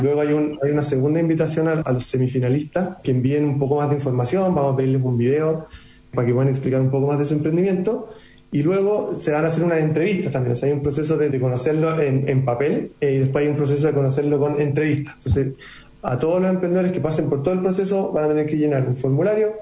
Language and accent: Spanish; Chile